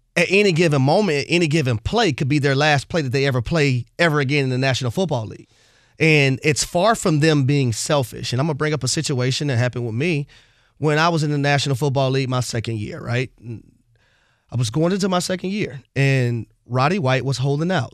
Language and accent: English; United States; being an American